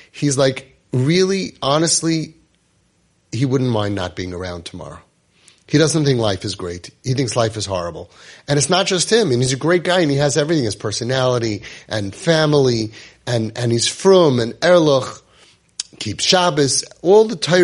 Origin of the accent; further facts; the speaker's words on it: United States; I'm an American-born kid